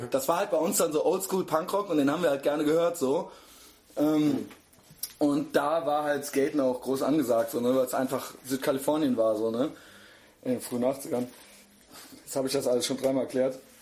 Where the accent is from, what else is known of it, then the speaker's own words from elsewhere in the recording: Koblenz, Rhineland-Palatinate, Germany; now in Cologne, Germany; ich bin ja aus Koblenz, born mhm. and raised in Koblenz